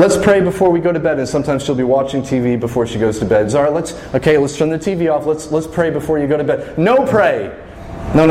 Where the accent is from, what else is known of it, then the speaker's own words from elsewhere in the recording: Fredericton, New Brunswick, Canada; as a kid growing up in Fredericton